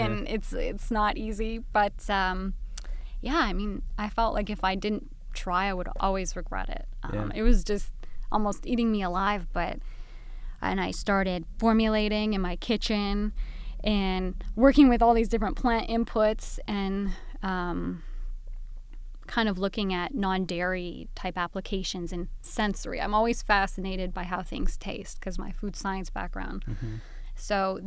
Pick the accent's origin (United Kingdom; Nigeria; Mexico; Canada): Canada; moved away as an adult; now in Southern California, United States; I'm originally from Canada, now living here in Southern California